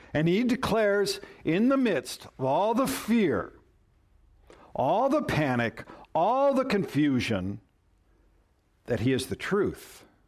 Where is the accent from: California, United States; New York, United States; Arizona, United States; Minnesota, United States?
Minnesota, United States; moved away; I come from Minnesota